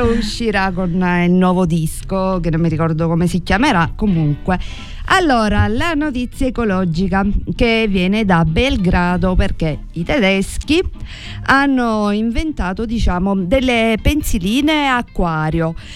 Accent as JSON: {"language": "Italian", "region": "Sicily", "country": "Italy", "said": "come italiani e come siciliani"}